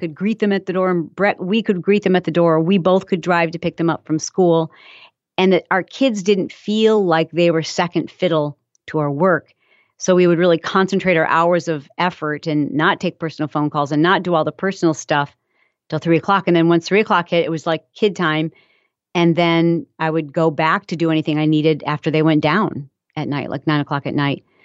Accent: Michigan, United States; I'm from Michigan, and so I grew up around farms

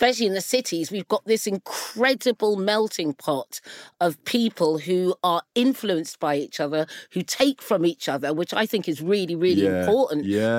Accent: England, United Kingdom; They don't make bangers and mash in the Caribbean, but it doesn't matter because I'm English. I'm also British.

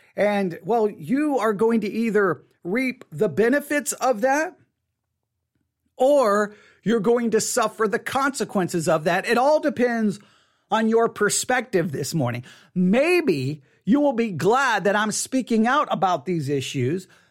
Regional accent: West Texas, United States; I grew up in West Texas.

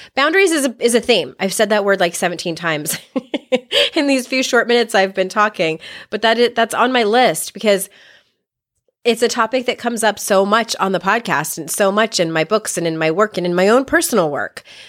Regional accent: San Diego, California, United States; I grew up in San Diego

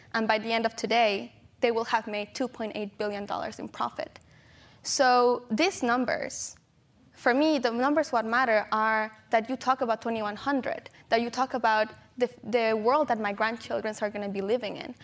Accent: San Pedro Tultepec, State of Mexico, Mexico; I was born and raised in Mexico in a small town called San Pedro Tultepec

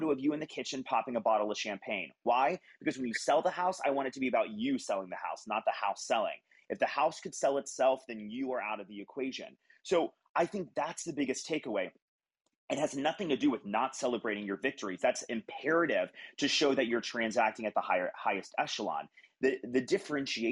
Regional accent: Texas, United States; now living in Texas, my home state.

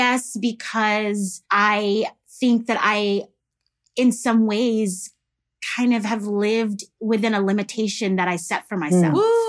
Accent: Houston, Texas, United States; I'm from Houston, Texas.

